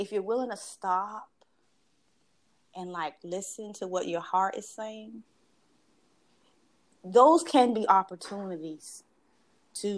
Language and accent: English; Washington, District of Columbia, United States; I'm a native Washingtonian. I don't know how many generations, but anywho, I've lived most of my life in this very insular Maryland, D.C., Virginia bubble